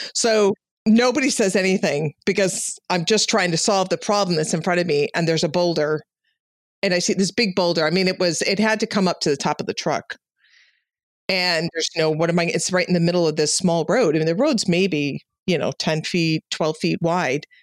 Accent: Chicago, Illinois, United States; moved away; I'm from Chicago

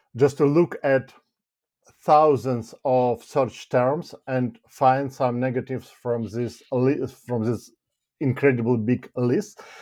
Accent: Ukraine; moved away as an adult; now in United Kingdom; I'm from Ukraine, basically, and, uh, a year ago, I relocated to the United Kingdom.

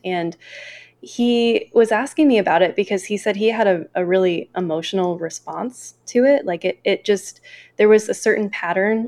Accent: Northeast Ohio, United States; my backgrounds growing up in Northeast Ohio

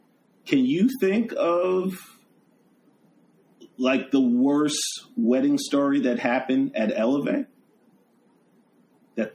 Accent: New York City, New York, United States; as a New Yorker.

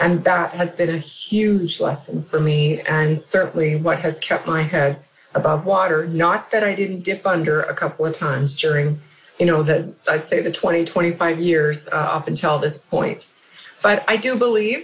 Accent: Canada; now in United States; I'm Canadian, living in the U.S.

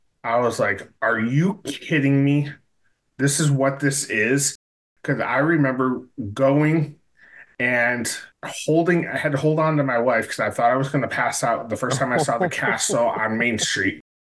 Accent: Binghamton, New York, United States; growing up in Binghamton, New York

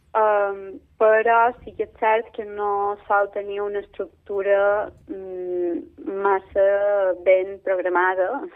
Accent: Manacor, Balearic Islands, Spain; Manacor és el meu poble

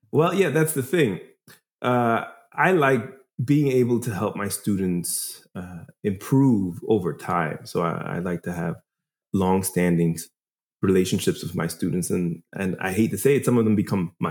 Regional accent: New York, United States; Uh, I am originally from New York. I was born and raised in New York

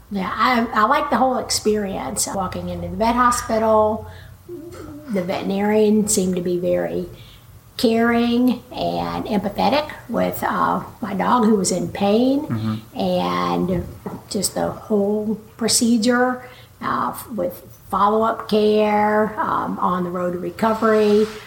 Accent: Waco, Texas, United States; now in Chico, United States; I grew up in Waco, Texas, and had four brothers and sisters

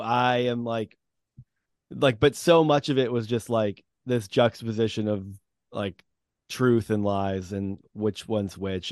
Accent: New England, United States; also born or lived in Massachusetts; I've grown up in New England

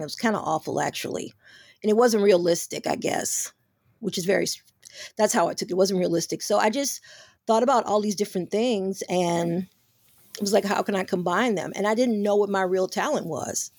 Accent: Chicago, Illinois, United States; also born or lived in New York; I'm from Chicago, but I was living in New York

